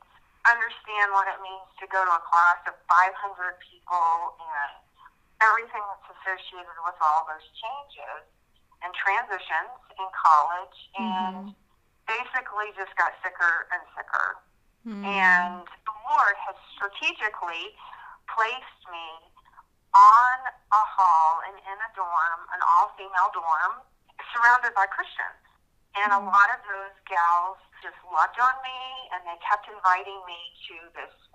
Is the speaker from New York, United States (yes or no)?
no; Virginia, United States; moved away as an adult; now in Idaho, United States; I'm currently living in Idaho, but I was actually born and raised in Virginia and lived most of my life, well, the first 18 years of my life in Virginia